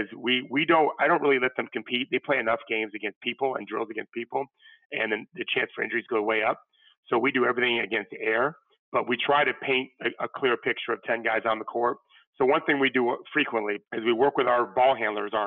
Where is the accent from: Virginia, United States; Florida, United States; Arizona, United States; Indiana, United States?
Florida, United States; born or raised there